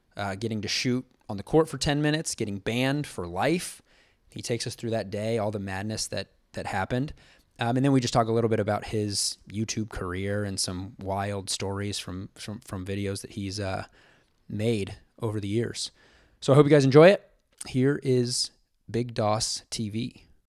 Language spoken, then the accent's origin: English; Olathe, Kansas, United States; Olathe, Kansas, which is my hometown